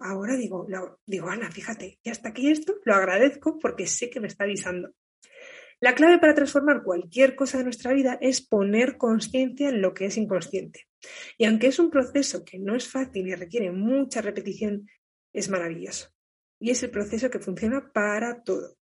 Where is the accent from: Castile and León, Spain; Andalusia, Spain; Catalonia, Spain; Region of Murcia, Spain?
Castile and León, Spain; Burgos; moved away as an adult; Yo ya estoy por España, ahora en Burgos, que es de donde soy